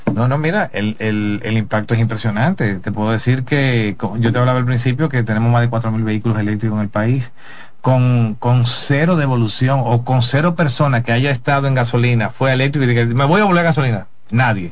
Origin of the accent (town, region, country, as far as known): Dominican Republic